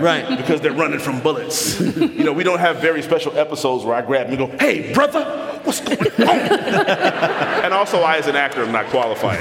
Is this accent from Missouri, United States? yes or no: no; Chicago, Illinois, United States; moved away as an adult; also born or lived in New York; we grew up on the South Side of Chicago uh, in Gresham